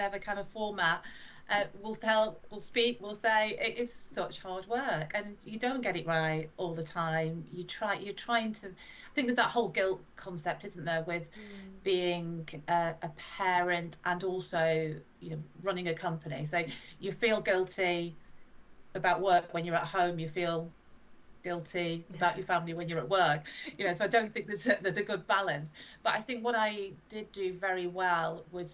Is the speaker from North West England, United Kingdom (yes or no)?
yes; Blackpool, North West England, United Kingdom; my hometown is Blackpool